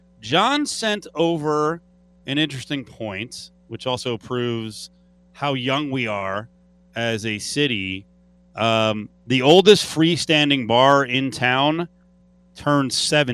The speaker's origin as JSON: {"language": "English", "region": "Northeast", "country": "United States", "tie": "born or raised there", "moved": "yes", "lives_now": "Las Vegas, United States", "said": "growing up in the Northeast"}